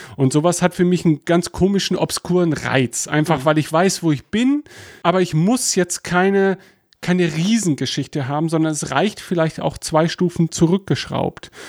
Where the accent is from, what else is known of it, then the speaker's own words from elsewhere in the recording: Germany; als Deutscher